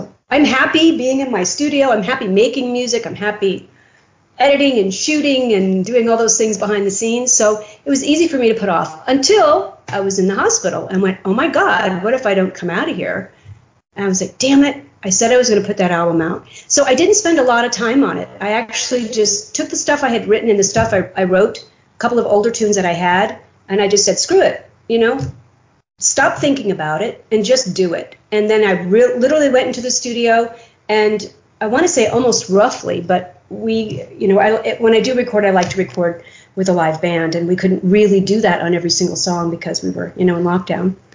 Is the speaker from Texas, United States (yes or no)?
yes; Waco, Texas, United States; born there; I was born in Waco, Texas, and my dad was a colonel in the Air Force and I think that's what they meant when they wrote that was that I'm, I'm kind of a traveler and have been most of my life.